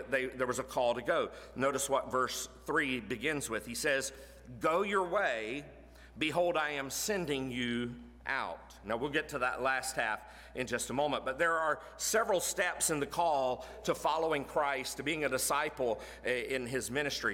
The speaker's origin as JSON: {"language": "English", "region": "Florida", "country": "United States", "tie": "born or raised there", "moved": "as an adult", "lives_now": "Tennessee, United States", "said": "I was born in Florida, grew up in Florida most of my life. Grew up 30 minutes from the University of Florida"}